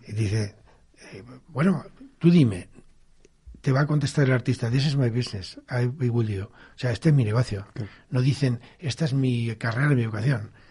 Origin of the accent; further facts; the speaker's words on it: Campo de Criptana, Castilla-La Mancha, Spain; moved away; estoy muy agradecido a mi pueblo porque ellos me tratan muy bien y, yo tengo una gran fin contacto sigo teniendo casa allí tengo familia y no renuncio todo lo contrario presumo de ser de Campo Quintana